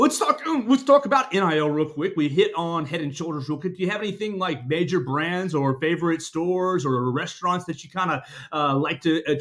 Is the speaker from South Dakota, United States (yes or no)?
no; Chattanooga, Tennessee, United States; I'm from Chattanooga.